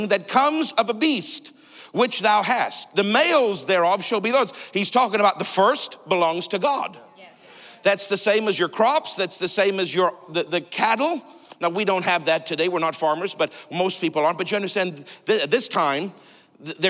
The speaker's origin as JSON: {"language": "English", "country": "Canada", "said": "I'm Canadian."}